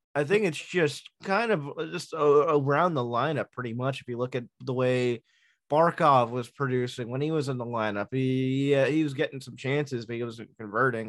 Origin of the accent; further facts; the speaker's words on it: Long Island, New York, United States; as a New Yorker, a Long Islander, a, a Mets fan